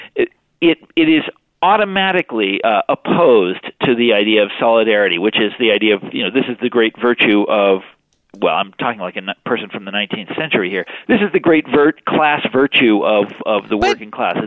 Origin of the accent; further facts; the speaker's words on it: Kansas, United States; moved away; I'm from Kansas